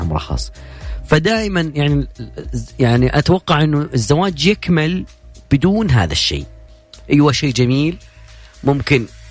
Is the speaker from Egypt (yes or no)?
no; Saudi Arabia; عندنا في السعوديه